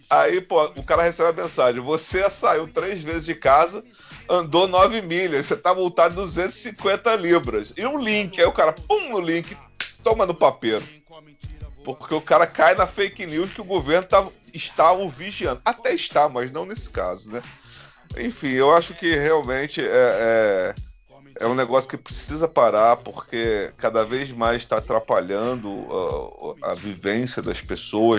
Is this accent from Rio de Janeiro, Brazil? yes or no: yes; Rio de Janeiro, Brazil; quando eu era moleque, no Rio de Janeiro